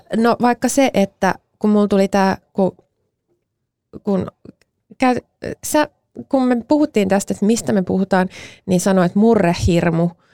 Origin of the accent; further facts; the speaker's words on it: Mäntsälä, Uusimaa, Finland; mä kasvoin Mäntsälässä